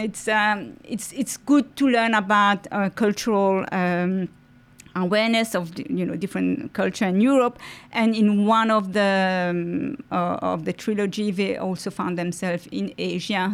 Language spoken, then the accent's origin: English; Mauritius; first language French; English is a second language; moved away as an adult; now in Australia; I'm originally from Mauritius and I moved to Australia in two thousand nine.